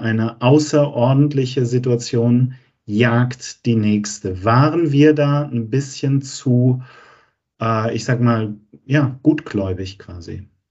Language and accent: German; Germany; wir als Deutsche